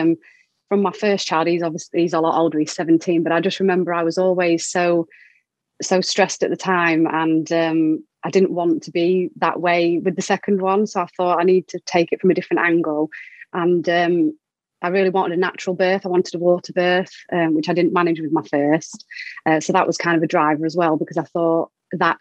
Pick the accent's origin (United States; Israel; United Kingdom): United Kingdom; Doncaster, Yorkshire and the Humber; moved away as an adult; now in Peterborough, United Kingdom; So I was born in Doncaster and lived there, and then moved here when I met my husband, and now live in Peterborough.